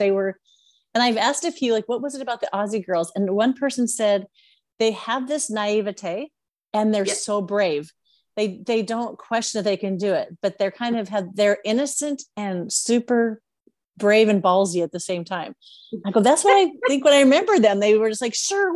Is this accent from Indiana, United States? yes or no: no; Washington, United States; I'm one state up. I'm Washington from the United States.